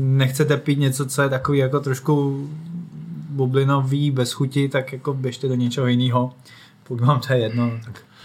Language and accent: Czech; Czechia; i my jako Češi hodně se orientujeme